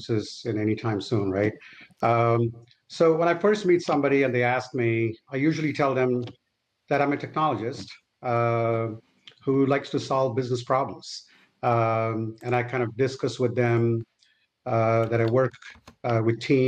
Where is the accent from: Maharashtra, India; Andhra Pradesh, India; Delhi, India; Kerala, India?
Andhra Pradesh, India; Vijayawada; moved away as an adult; now in United States; the little city I grew up in India. It's called Vijayawada in Andhra Pradesh